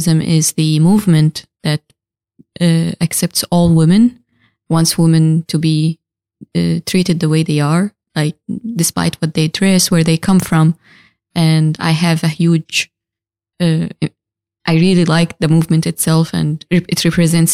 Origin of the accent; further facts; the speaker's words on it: Syria; now in Denmark; I come from Syria